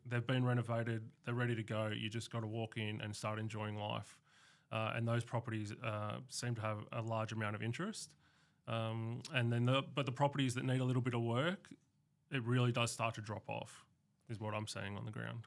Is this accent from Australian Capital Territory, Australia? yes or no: yes; Canberra, Australian Capital Territory, Australia; being a born and bred Canberran